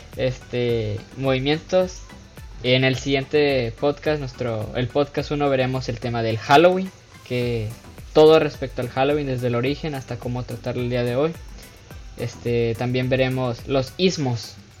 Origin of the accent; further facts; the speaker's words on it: Mexico; moved away as an adult; now in United States; nací en Estados Unidos, me crié en México, estoy estudiando en Estados Unidos la universidad